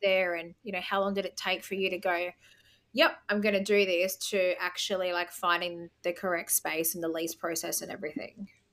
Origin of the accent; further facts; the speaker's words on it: Gold Coast, Queensland, Australia; also born or lived in Brisbane; being from the Gold Coast